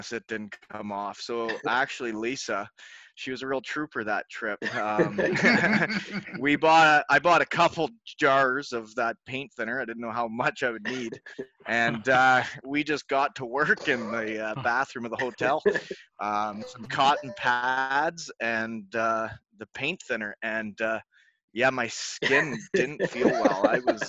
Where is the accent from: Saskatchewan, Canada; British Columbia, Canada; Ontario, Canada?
Ontario, Canada; Elmira; moved away as an adult; also born or lived in Michigan; my hometown, Elmira, Ontario, had a junior team that I could live at home with my parents